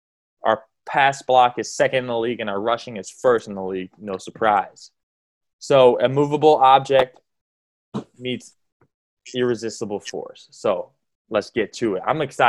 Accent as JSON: {"language": "English", "town": "Ashtabula", "region": "Ohio", "country": "United States", "said": "Ashtabula. That's where I'm from. Well, we're both from Ashtabula County"}